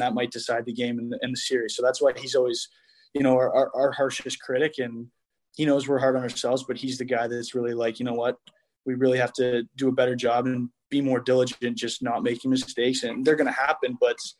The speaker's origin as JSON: {"language": "English", "town": "Toronto", "region": "Ontario", "country": "Canada", "tie": "born or raised there", "moved": "yes", "said": "being in Toronto in my hometown"}